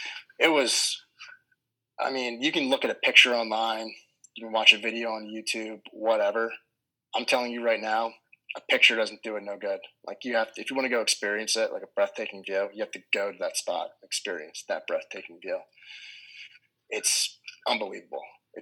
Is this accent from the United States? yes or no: yes; Philadelphia, Pennsylvania, United States